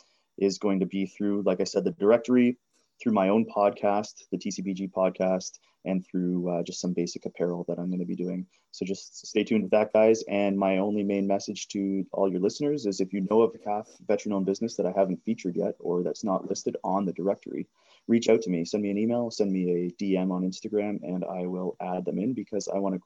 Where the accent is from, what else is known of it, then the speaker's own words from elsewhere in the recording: Georgian Bay, central Ontario, Canada; I grew up in northern / central Ontario on Georgian Bay